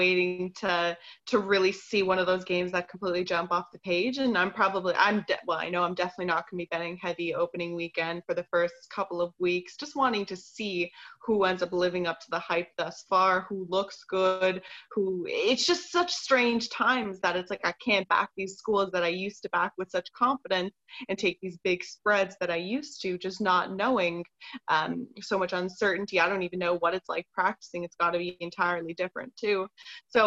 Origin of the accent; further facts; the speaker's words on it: Toronto, Ontario, Canada; I'm born and raised in Toronto